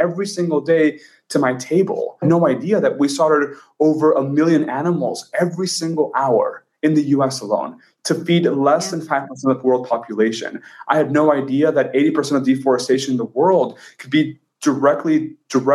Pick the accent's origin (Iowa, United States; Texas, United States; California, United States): Texas, United States; moved away as an adult; now in San Francisco, United States; I grew up in Texas and I'm Mexican by heritage